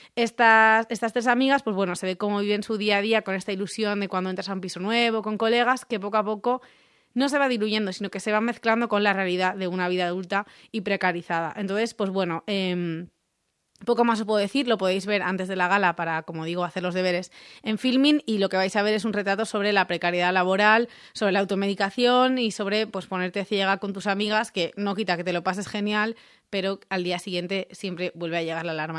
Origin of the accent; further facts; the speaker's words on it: Rocafort, Valencian Community, Spain; es de mi pueblo.